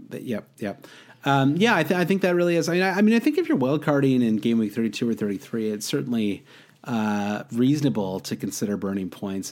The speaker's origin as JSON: {"language": "English", "region": "Midwest", "country": "United States", "tie": "born or raised there", "said": "I grew up in the Midwest"}